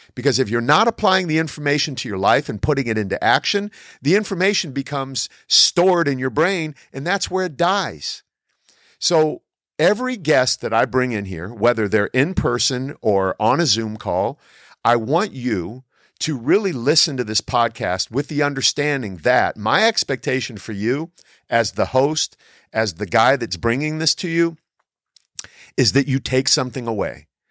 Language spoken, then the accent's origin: English; Canton, Ohio, United States; I grew up in Canton, Ohio, home of the Pro Football Hall of Fame.